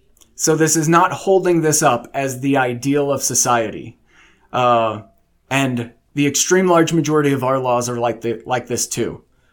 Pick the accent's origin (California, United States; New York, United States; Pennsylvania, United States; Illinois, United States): Illinois, United States; moved away as an adult; also born or lived in South Carolina / Washington / Nebraska / Arkansas; now in Texas, United States; I grew up in Southern Illinois near St. Louis. I moved to South Carolina, then Washington State. We lived in Nebraska, Arkansas, Oklahoma, and now Texas, and we planted roots in Texas.